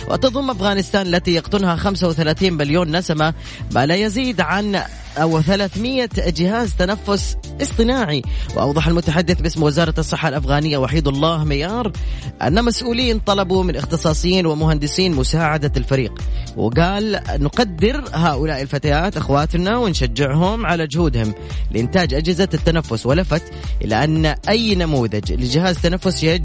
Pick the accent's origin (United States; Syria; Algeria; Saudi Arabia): Saudi Arabia; Riyadh, Riyadh Province; من الرياض من الرياض